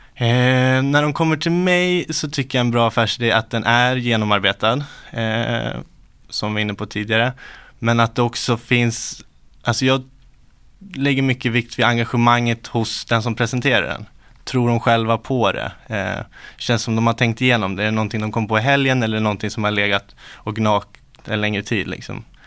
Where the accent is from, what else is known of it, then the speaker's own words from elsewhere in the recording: Uppsala, Uppsala County, Sweden; Uppsala, född och uppvuxen här.